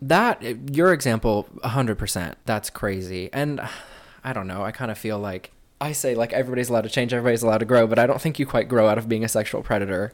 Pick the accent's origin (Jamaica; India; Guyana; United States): United States; Midwest; growing up in the Midwest